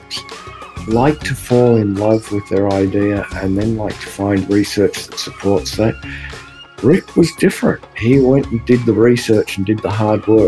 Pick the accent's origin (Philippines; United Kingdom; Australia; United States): Australia; I am Australian